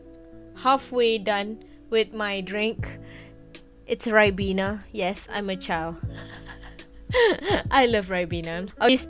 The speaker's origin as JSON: {"language": "English", "country": "Malaysia", "first_language": "Malay", "second_language": "English", "said": "I'm from Malaysia. Yeah, I'm a Malaysian. I'm a Malay actually, and English is not my greatest language"}